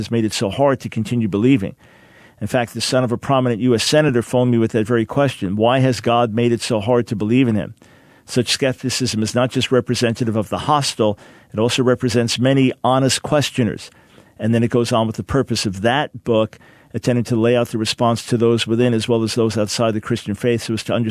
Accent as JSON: {"language": "English", "town": "Island Park", "region": "New York", "country": "United States", "tie": "born or raised there"}